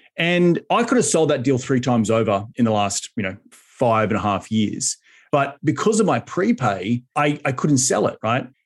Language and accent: English; Australia; now in United States; back in my home country in Australia